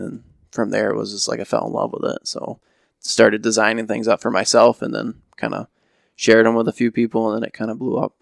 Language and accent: English; Ravenna, Michigan, United States; born and raised in Ravenna